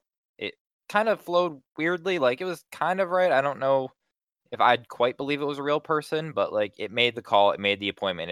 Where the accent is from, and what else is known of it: Pennsylvania, United States